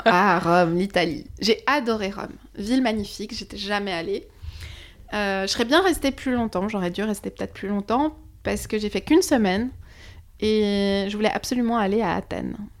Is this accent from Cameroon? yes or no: no; Switzerland; moved away as an adult; also born or lived in Lisbon; now in Paris, France; je viens de Suisse